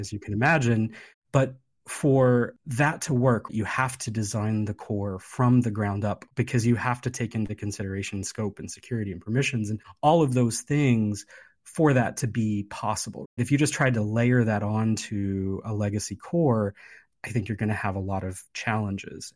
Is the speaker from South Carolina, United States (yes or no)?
no; West Virginia, United States; now in Hawaii, United States; I grew up in West Virginia